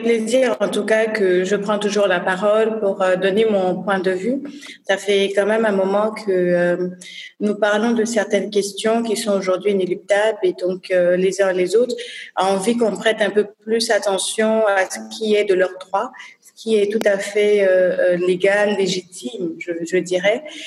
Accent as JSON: {"language": "French", "country": "Côte d’Ivoire", "also_born_or_lived": "New York", "said": "je suis ivoirienne, déjà. Donc, euh, j'ai principalement fait mes études en Côte d'Ivoire"}